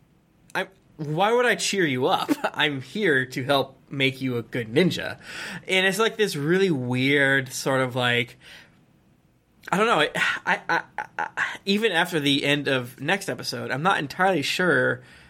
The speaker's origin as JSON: {"language": "English", "country": "United States", "said": "American because that's like where I'm from"}